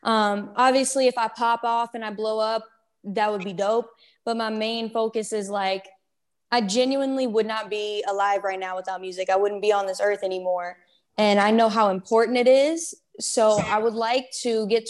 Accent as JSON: {"language": "English", "region": "Colorado", "country": "United States", "moved": "yes", "lives_now": "Georgia, United States", "said": "originally I'm from Colorado. I'm in Georgia now."}